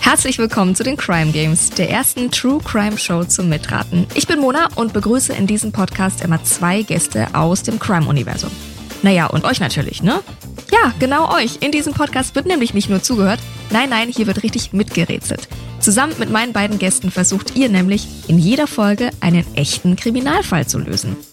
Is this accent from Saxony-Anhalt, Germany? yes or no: no; Nuremberg, Bavaria, Germany; now in Berlin, Germany; Nürnberg mein Geburtsort